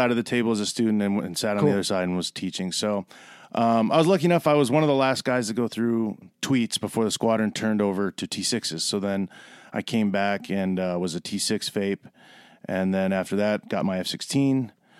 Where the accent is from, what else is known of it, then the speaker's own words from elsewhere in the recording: Milwaukee, Wisconsin, United States; So I grew up in Milwaukee.